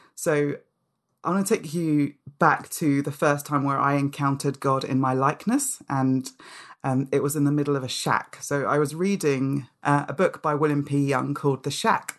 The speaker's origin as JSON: {"language": "English", "region": "London", "country": "United Kingdom", "tie": "born or raised there", "also_born_or_lived": "Nigeria", "said": "a British child, um, in London"}